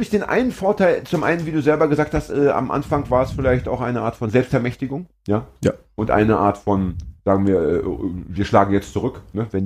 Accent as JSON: {"language": "German", "town": "Braunschweig", "region": "Lower Saxony", "country": "Germany", "lives_now": "Hamburg, Germany", "said": "Ich komme aus Braunschweig, da sagt man guten Tag."}